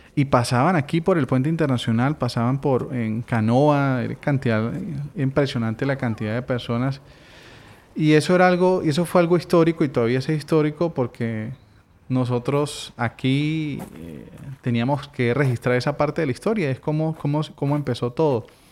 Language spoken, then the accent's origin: Spanish; El Amparo, Apure, Venezuela; Yo me crié en el Amparo, aquí del otro lado del río, y tenía desde mi infancia ese contacto permanente con Arauca.